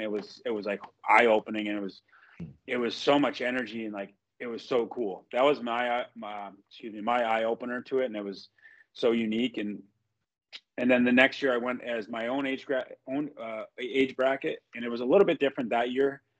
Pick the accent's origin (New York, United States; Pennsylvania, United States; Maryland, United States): New York, United States; Fulton; I grew up in Fulton